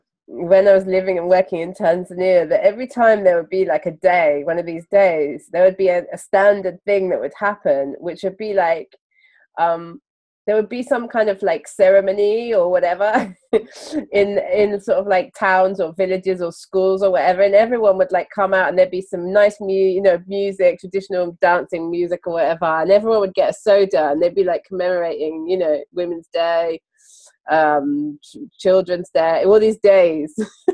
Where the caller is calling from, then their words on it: London, United Kingdom; And I'm … and I'm podcasting from London.